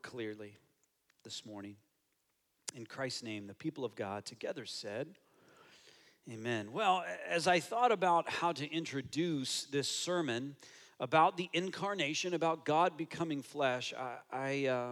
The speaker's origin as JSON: {"language": "English", "country": "United States", "moved": "yes", "lives_now": "Toronto, Canada", "said": "I'm American"}